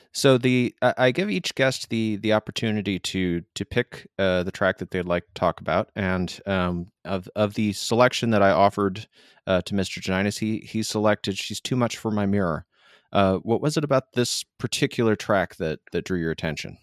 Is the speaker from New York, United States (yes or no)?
no; Michigan, United States; moved away; I'm from Michigan originally